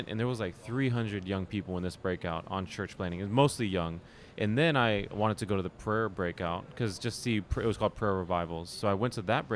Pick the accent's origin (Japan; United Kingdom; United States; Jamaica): United States; Dallas, Texas; I'm from Dallas, Texas